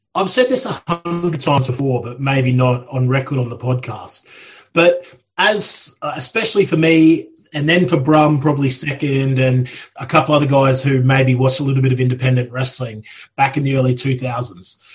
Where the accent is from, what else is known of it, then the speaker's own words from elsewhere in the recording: Australia; now in United Kingdom; I grew up in Australia